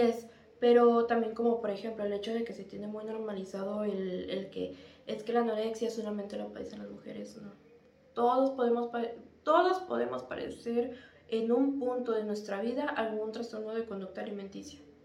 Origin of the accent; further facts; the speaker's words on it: Mexico; como mexicano